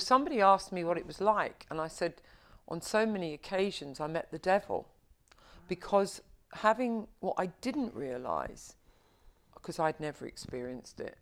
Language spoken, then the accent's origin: English; London, United Kingdom; I was born and bred in Covent Garden